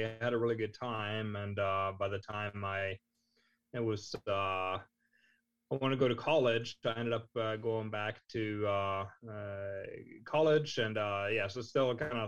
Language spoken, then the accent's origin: English; Voss, Vestland, Norway; moved away as an adult; now in Houston, United States; I grew up in Norway. I grew up in a small town called Voss